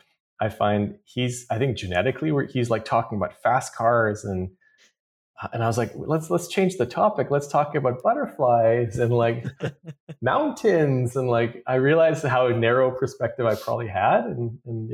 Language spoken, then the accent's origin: English; Vancouver, British Columbia, Canada; also born or lived in Iran; I grew up in Vancouver. We were recently moved from Iran to Vancouver back in 78.